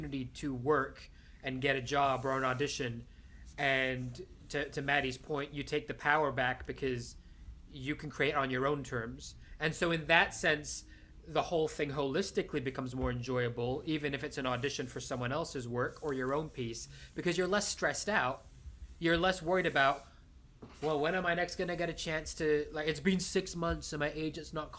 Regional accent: Spain; moved away; growing up in Spain where they can't pronounce SH at all

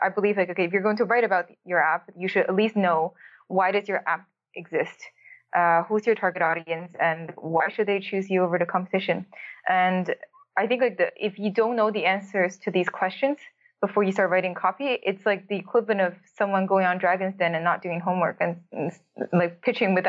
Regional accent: Toronto, Ontario, Canada; moved away as an adult; now in Berlin, Germany; I'm from Toronto.

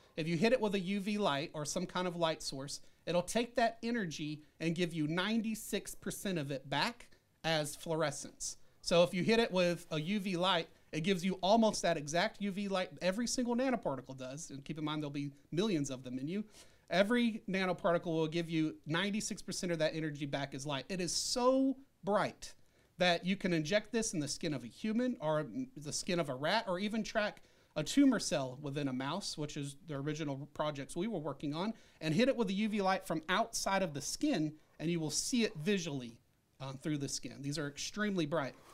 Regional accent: Arkansas, United States; I was born in Arkansas.

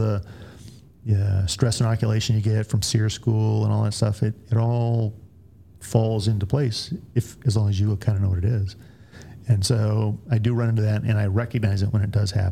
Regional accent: Northeast, United States; moved away; also born or lived in New Hampshire; I'm from the Northeast

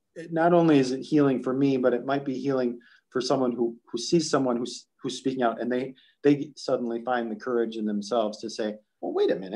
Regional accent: Long Prairie, Minnesota, United States; I went to a small newspaper in my hometown of Long Prairie, the Long Prairie Leader

